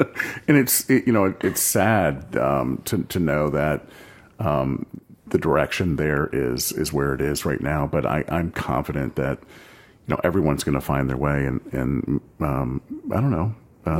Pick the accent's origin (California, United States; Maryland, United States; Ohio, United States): Ohio, United States; Westerville; I grew up in Westerville.